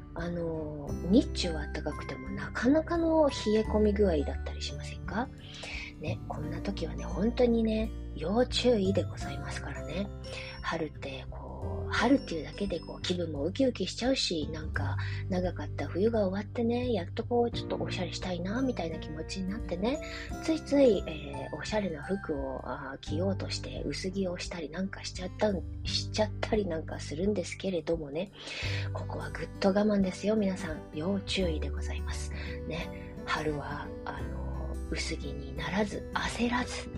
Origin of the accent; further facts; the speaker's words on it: Japan; also born or lived in China; 生まれは中国育ちは日本